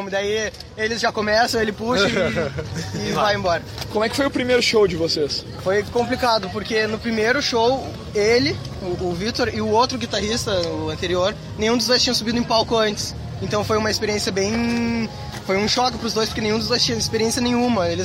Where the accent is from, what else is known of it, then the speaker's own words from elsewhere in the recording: Porto Alegre, Rio Grande do Sul, Brazil; Surgiu de uma conversa de amigos lá na Redenção, em Porto Alegre, que a gente é de Porto Alegre.